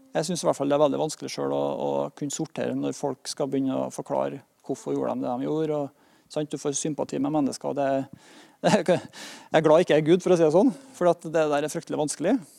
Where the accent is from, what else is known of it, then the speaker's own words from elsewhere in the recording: Norway; Vi har det godt her i Norge